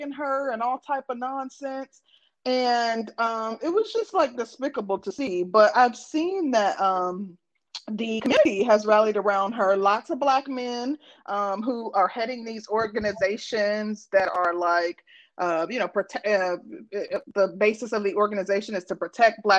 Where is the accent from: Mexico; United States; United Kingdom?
United States; Midwest; I'm from the Midwest